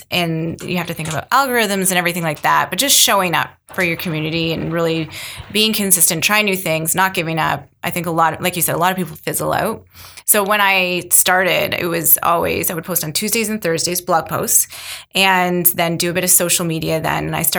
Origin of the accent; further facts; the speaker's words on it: Mississauga, Ontario, Canada; now in Milton, Canada; I came from Mississauga, and so did my husband. We met in high school. We've been together since teens. And so we came from Mississauga, and it's bigger and more spread out.